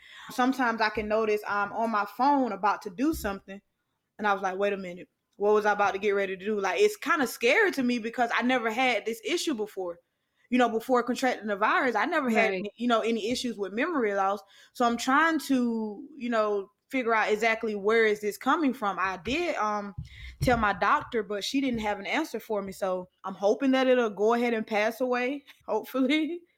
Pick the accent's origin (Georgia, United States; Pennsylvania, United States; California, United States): Georgia, United States; Albany; my hometown, Albany, Georgia